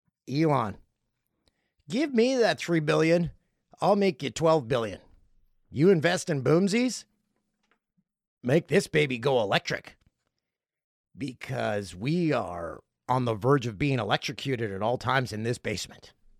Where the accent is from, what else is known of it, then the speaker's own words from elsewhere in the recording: Peterborough, Ontario, Canada; Way down on the list is my hometown of Peterborough.